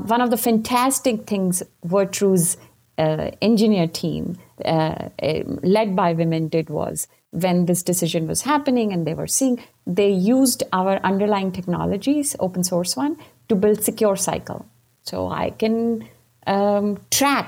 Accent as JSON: {"language": "English", "country": "India", "tie": "born or raised there", "moved": "yes", "said": "when I grew up in India and I became a constitutional lawyer"}